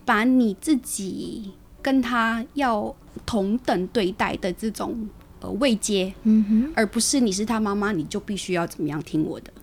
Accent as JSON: {"language": "Chinese", "country": "Taiwan", "tie": "born or raised there", "also_born_or_lived": "Philippines", "said": "虽然在台湾完成我的所有的一个学校的教育，但是我的菲律宾话依旧就是还是可以"}